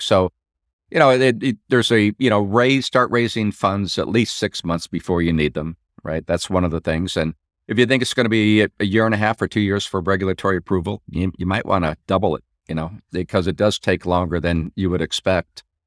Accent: Midwest, United States; I'm from the Midwest

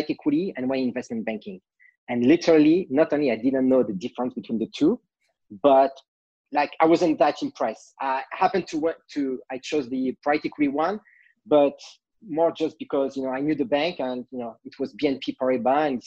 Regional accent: France; accent: French; English is a second language; moved away as an adult; now in United States; I'm French originally, can't hide my accent. I've been in the States for more than 20 years

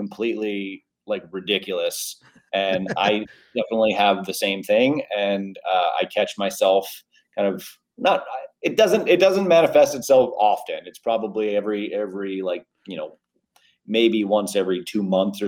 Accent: New York, United States; also born or lived in Manhattan; now in San Diego, United States; I was born and raised in New York

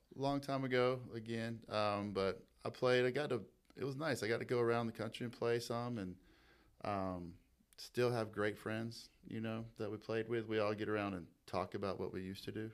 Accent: Toccoa, Georgia, United States; born or raised there; also born or lived in Seneca, South Carolina

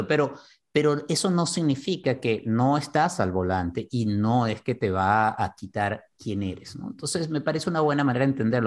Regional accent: Venezuela; first language Spanish; now in Miami, United States; Creciendo en Venezuela hay una cantidad de elementos de racismo que yo no veía y que asumía como venezolano

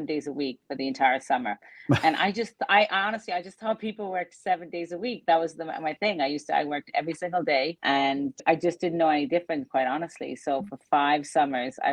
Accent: west coast of Ireland, Ireland; now in Laguna Beach, United States; I grew up on a farm in the west coast of Ireland

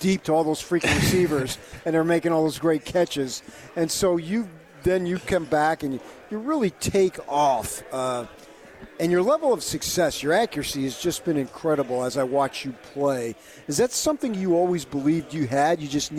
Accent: Phoenix, Arizona, United States; moved away; I grew up in Phoenix, went to ASU, went to Thunderbird High, so I follow Phoenix stuff. My family all lives there.

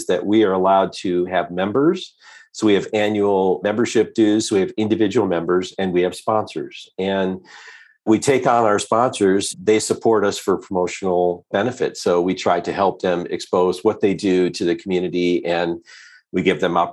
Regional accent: Detroit, Michigan, United States; also born or lived in East Coast; now in Boulder, United States; I was born and raised in the Detroit area. So I grew up in the Midwest

